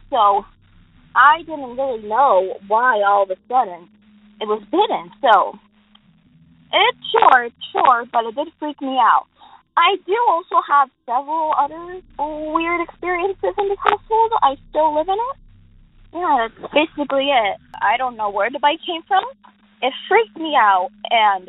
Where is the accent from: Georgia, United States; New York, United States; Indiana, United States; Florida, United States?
Florida, United States; Fort Myers; I'm from Fort Myers, Florida